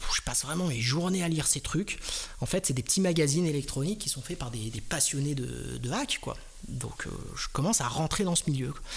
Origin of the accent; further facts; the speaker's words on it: Strasbourg, Grand Est, France; je viens de Strasbourg